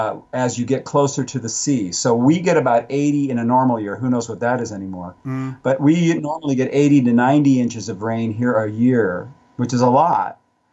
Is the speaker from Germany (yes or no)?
yes; Germany; born there; also born or lived in Oklahoma; Well, actually, I was born in Germany, if you remember.